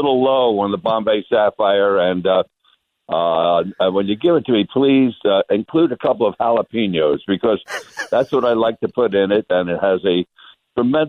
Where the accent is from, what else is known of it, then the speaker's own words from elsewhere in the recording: Philadelphia, Pennsylvania, United States; now in Las Vegas, United States; I'm from West Philadelphia originally